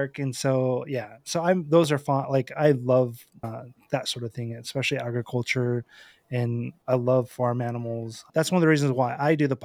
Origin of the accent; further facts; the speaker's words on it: Western Idaho, United States; I'm from Idaho